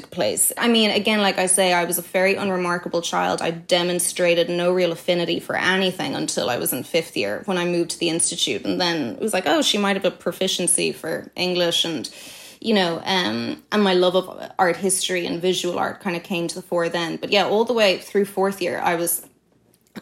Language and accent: English; Dublin, Leinster, Ireland; I grew up in Sandymount, very blessed childhood